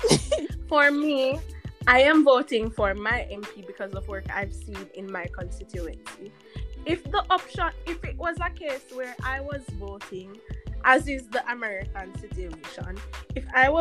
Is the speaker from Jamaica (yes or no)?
yes; Jamaica; yeah, I am Jamaican, I'm like one of you peasants.